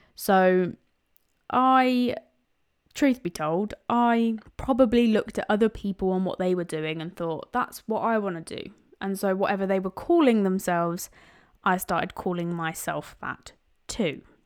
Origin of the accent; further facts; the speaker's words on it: London, United Kingdom; now in Cambridgeshire, United Kingdom; I was born in East London, but now live in Cambridgeshire.